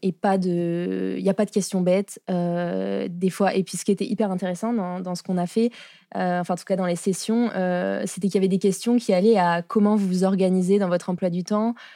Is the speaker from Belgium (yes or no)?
no; France; accent: French; moved away as an adult; now in Montreal, Canada; je suis arrivée à Montréal en 2019, puisque ça s'entend à mon accent, je suis française.